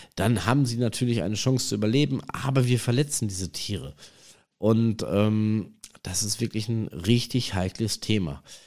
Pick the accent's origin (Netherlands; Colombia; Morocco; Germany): Germany; North Rhine-Westphalia; am Forellenhof hier bei uns in NRW in der Nähe von Iserlohn